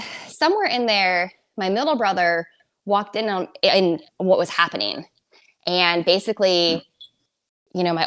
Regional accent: Southern California, United States; I am from Southern California originally

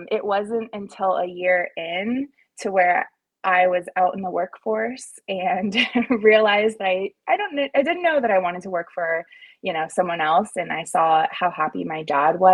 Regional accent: San Diego, California, United States; moved away as an adult; also born or lived in Pleasant Hill; I am born and raised in San Diego

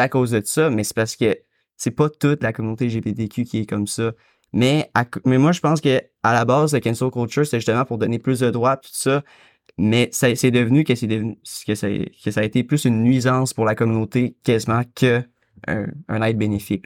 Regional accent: Quebec, Canada; je suis québécois, fait que c'est sûr que j'ai grandi dans la protection de la langue

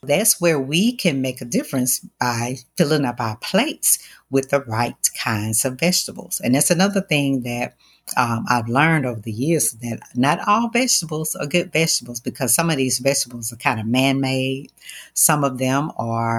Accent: the South, United States; growing up in the South, you know, we ate our gumbo

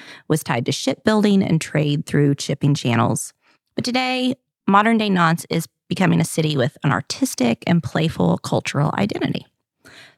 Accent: the South, United States; accent: southern; my French with my southern accent.

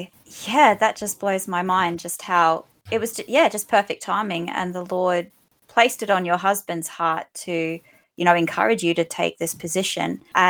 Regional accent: Australia; like the ultimate joy of being Australian is snags at Bunnings.

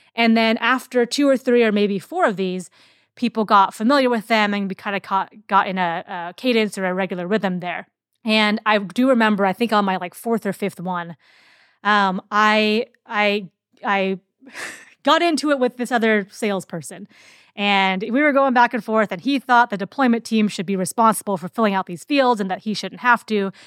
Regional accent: Seattle, Washington, United States; I'm from Seattle

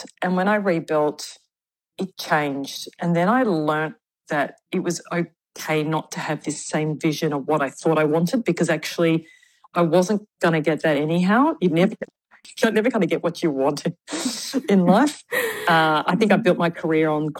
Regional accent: Victoria, Australia; moved away as an adult; also born or lived in Perth, Western Australia; now in Sydney, Australia; I was from Victoria where I, you know, did some work there and also was a graduate of the Victorian College of the Arts. So I kind of lived like 20 years in Victoria, 20 years in WA

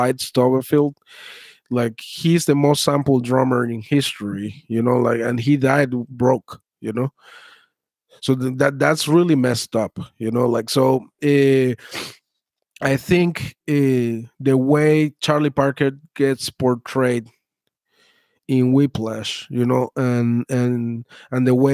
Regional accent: Venezuela; now in United States; I was born in Venezuela.

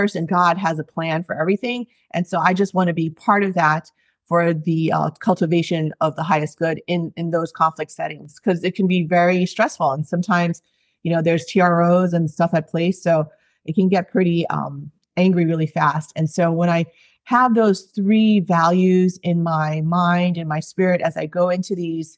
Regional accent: East Coast, United States; moved away as an adult; now in Hawaii, United States; So I've been in Hawaii for 20 years. I grew up on the East Coast and as an Asian American

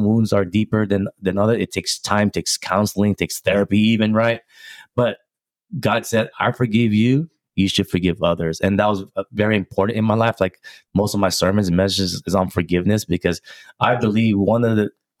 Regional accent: Philippines; also born or lived in Rocklin, California; now in United States; Did a mission trip in the Philippines, you know, my hometown.

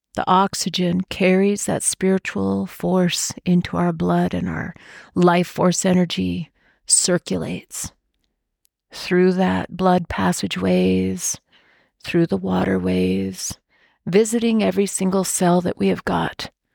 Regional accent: Washington, United States; When I was growing up in Washington State, my dad actually worked for the tribe

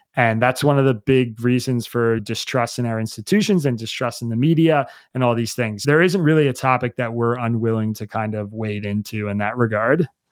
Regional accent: Bucks County, Pennsylvania, United States; I grew up in Bucks County, Pennsylvania

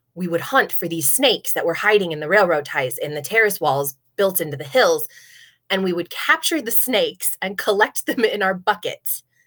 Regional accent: Nebraska, United States; I grew up here in Nebraska

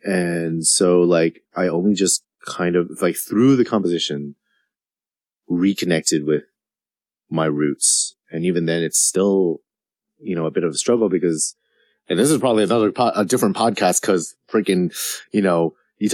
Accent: Hong Kong; moved away as an adult; now in United States; Cause, I'm from Hong Kong originally, born and raised. This is not my original accent. I went to British school, so I spoke like I do in D&D, but now I speak like this.

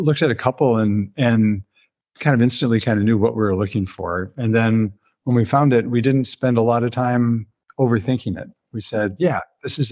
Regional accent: Illinois, United States; moved away; I grew up in the Midwest of the state of Illinois, U.S.

